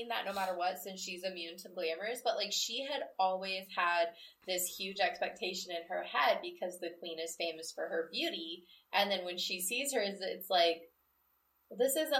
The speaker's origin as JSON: {"language": "English", "region": "Midwest", "country": "United States", "said": "I'm from the Midwest, where you do get what's called a sun shower"}